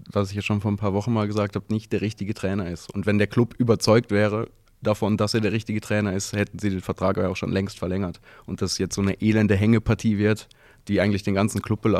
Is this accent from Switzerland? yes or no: yes; Basel, Basel-Stadt, Switzerland; born there; bin ich in Basel geboren.